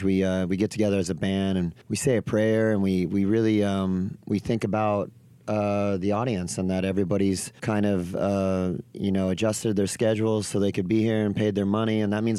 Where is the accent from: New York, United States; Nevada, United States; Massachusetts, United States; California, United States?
California, United States; Orange County; I grew up in Orange County, California.